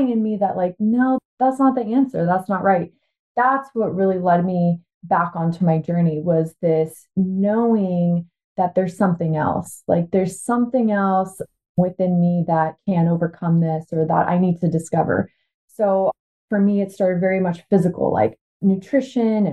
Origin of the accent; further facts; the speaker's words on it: Washington, United States; also born or lived in Bulgaria; I was born actually in Bulgaria, and my family immigrated to the U.S. when I was 5. So I've lived in Washington State basically my whole life